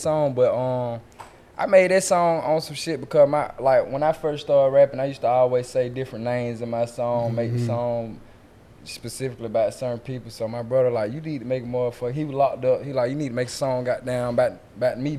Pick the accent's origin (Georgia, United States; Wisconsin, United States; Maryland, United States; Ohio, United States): Georgia, United States; Atlanta; from the West. Central Road.